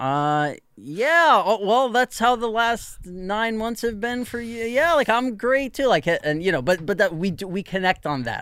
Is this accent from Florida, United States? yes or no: no; New York, United States; growing up in New York